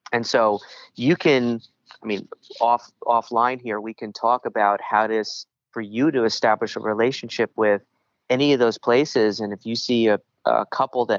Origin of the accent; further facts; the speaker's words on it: New York, United States; accent: New York; my New York accent